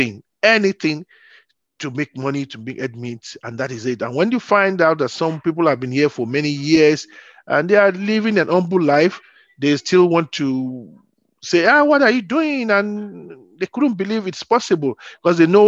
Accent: Nigeria; moved away as an adult; now in Vienna, Austria; I came from Nigeria, born in the 60s, did my primary and secondary school education in Nigeria before traveling down to Europe, in Vienna, Austria, to precise, where I'm now residing.

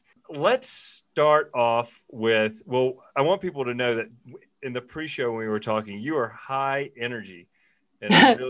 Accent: Mississippi, United States; now in Jackson, United States; growing up in Mississippi

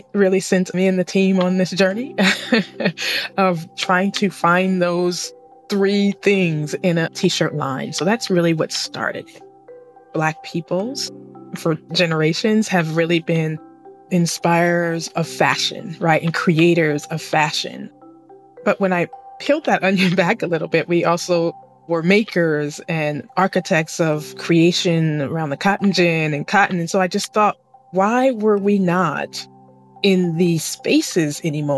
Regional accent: Sacramento, California, United States; I'm originally from Sacramento, California, but I am speaking to you all today from the Central Coast of California

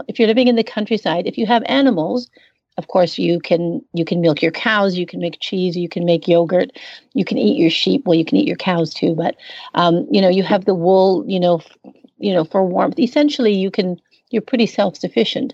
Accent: Northern Canada, Canada; now in Mongolia; I'm from Northern Canada originally

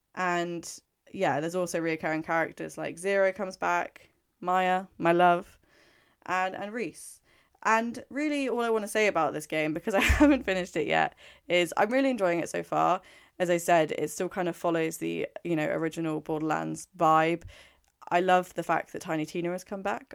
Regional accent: England, United Kingdom; I'm English.

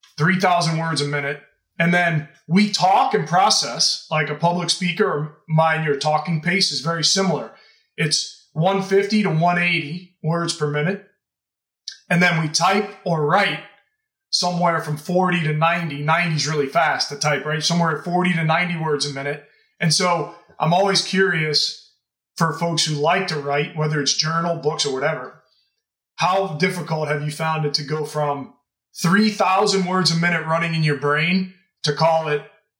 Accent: Louisiana, United States; Well, I grew up in Louisiana, so.

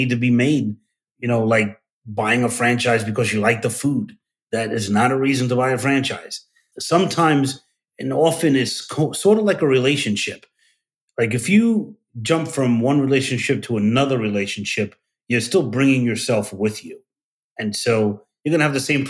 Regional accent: New York City, New York, United States; I'm from Brooklyn

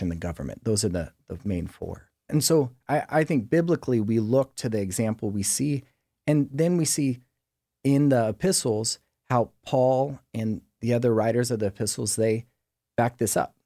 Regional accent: San Diego, California, United States; also born or lived in Sicily (ancestry); I grew up here in San Diego, um, El Cajon and Santee

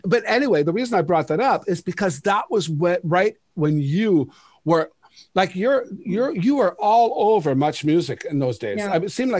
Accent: Sault Ste. Marie, Ontario, Canada; moved away; Even though I'm from Sault Ste. Marie, when I moved to go on the road, I came out west.

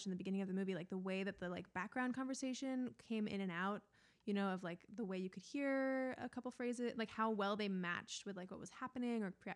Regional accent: Maine, United States; I grew up in Maine

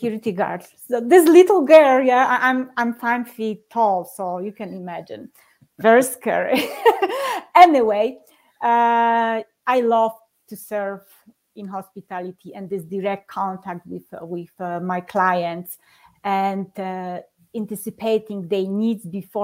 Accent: Poland; English is a second language; moved away as an adult; now in Colorado Springs, United States; I'm living in Colorado Springs, Colorado, but I'm originally from Poland

